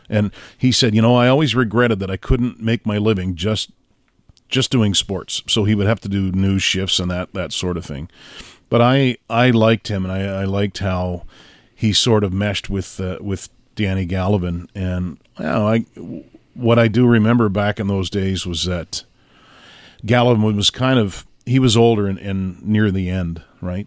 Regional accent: Trenton, Nova Scotia, Canada; now in Montreal, Canada; I grew up in Trenton, Nova Scotia, town of, uh, about three thousand at the time, but dwindling since

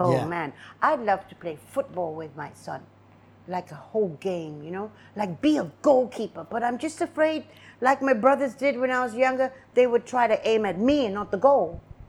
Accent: Singapore; No, I would never do that. I'm Singaporean.

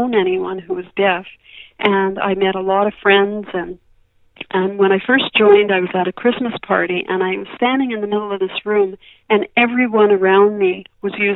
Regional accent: Montreal, Quebec, Canada; moved away as an adult; now in Victoria, Canada; I grew up in Montreal and spent my first 20 years there, and then I moved to Victoria

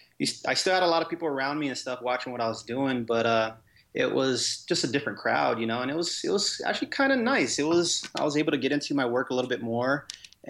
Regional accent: Las Vegas, Nevada, United States; I was born and raised here in Vegas

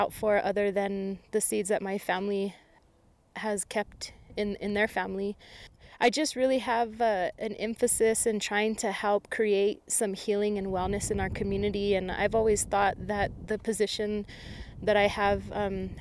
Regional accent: Isleta Pueblo, New Mexico, United States; I'm from the Pueblo of Isleta

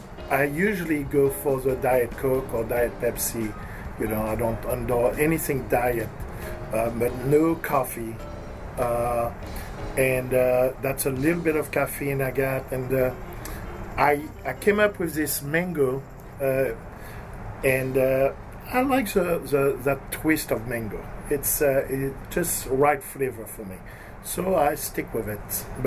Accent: Martinique; Well, it's a small island, and it's a lot of everything with water sports.

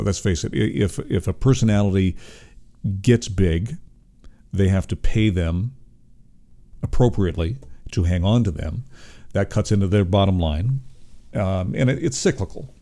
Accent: Toronto, Ontario, Canada; I was born in Toronto

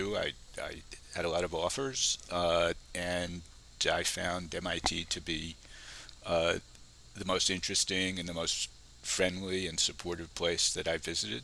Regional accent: New York City, New York, United States; moved away as an adult; now in Brookline, United States; I grew up in New York City. I went to New York City public schools for elementary school, at junior high and high school.

